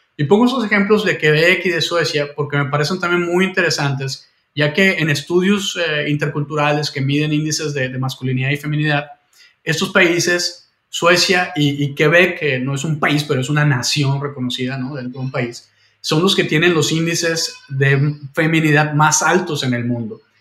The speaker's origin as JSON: {"language": "Spanish", "country": "Mexico", "also_born_or_lived": "Vancouver, Canada", "moved": "yes", "said": "yo tengo eh, doble nacionalidad, soy canadiense también y, mexicano"}